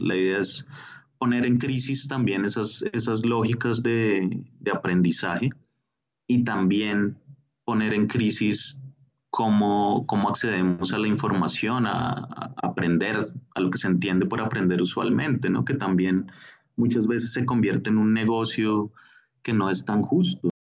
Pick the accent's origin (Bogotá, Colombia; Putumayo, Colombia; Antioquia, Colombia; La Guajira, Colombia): Bogotá, Colombia; also born or lived in Mexico; yo nací en México, eh, pero soy de familia colombiana y vivo desde muy pequeño acá en, Bogotá, entonces soy, soy bogotano, colombiano.